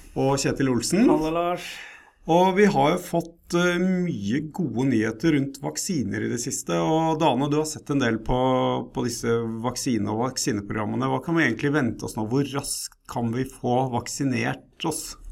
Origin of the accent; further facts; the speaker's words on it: Norway; oss som, som nordmenn